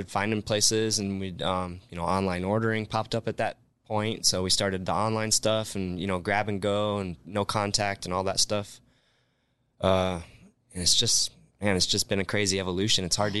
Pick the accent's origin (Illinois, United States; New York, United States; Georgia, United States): Illinois, United States; Rockford; now in Las Vegas, United States; Well, growing up in Rockford, Illinois, like I said, we were just a tavern style town for the most part.